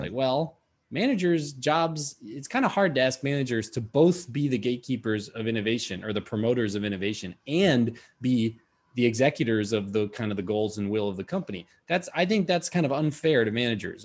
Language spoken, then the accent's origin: English; Madison, Wisconsin, United States; moved away; Madison, that's my hometown.